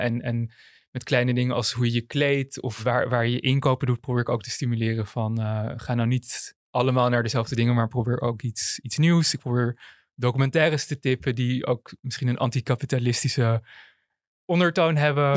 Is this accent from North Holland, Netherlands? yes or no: yes; Amsterdam, North Holland, Netherlands; geboren en getogen Amsterdammer